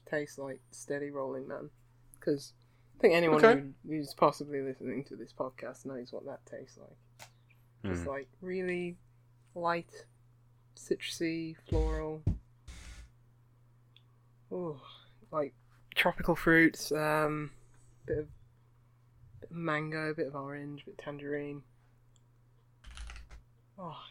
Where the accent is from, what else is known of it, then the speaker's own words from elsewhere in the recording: United Kingdom; as a Brit